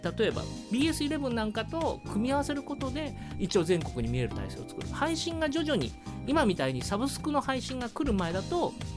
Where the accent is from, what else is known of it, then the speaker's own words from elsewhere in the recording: Fujieda, Shizuoka, Japan; 南市町地域に育ってたんですよ藤枝のとある地域の南市町地域で